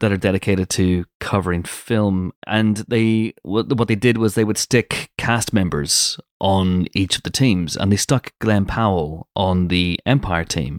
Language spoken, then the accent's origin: English; United Kingdom; I'm British.